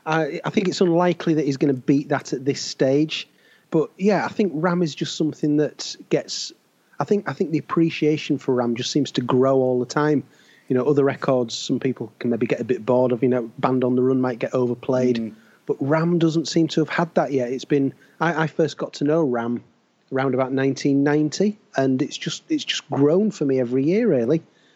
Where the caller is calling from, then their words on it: Leeds, Yorkshire and the Humber, United Kingdom; I'm in Leeds in West Yorkshire, and it has been utterly miserable all day.